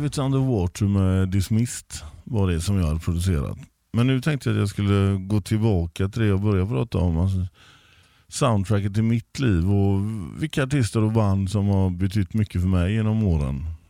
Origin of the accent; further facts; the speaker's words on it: Gothenburg, Västra Götaland, Sweden; Jag är uppvuxen i Backa.